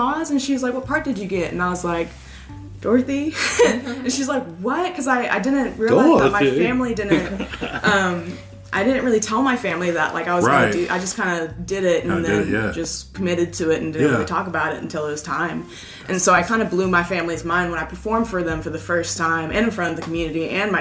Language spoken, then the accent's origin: English; Tahlequah, Oklahoma, United States; Growing up in Tahlequah, I did a program called River City Kids